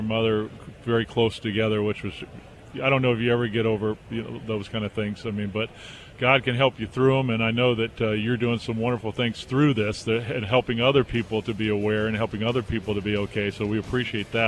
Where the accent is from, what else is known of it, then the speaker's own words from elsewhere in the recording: Southern California, United States; I grew up in Southern California